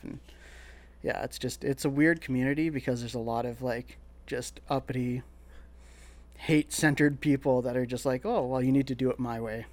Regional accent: Sault Ste. Marie, Ontario, Canada; moved away as an adult; also born or lived in Toronto; now in London, Canada; I grew up in Sault Ste. Marie, pretty much like Northern Ontario all my life until twenty-one, and I moved to Toronto

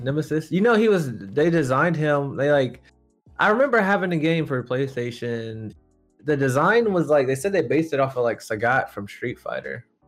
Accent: United States; we're American here

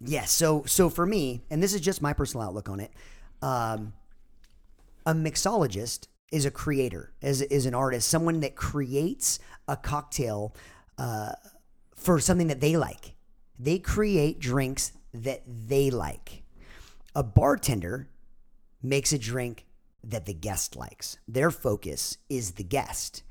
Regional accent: Orange County, California, United States; growing up in Orange County

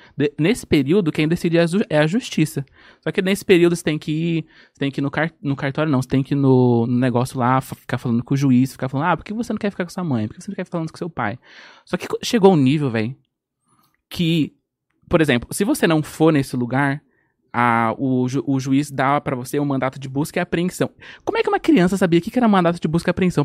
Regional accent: Guarulhos, São Paulo, Brazil; moved away as an adult; now in Bahia, Brazil; Nasci em São Paulo. Nasci em Guarulhos.

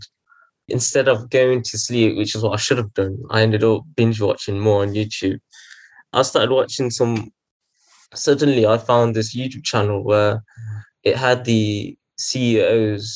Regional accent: Coventry, West Midlands, United Kingdom; I'm from Coventry

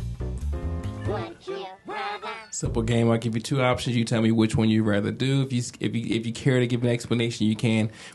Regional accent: Philadelphia, Pennsylvania, United States; I'm from Philadelphia.

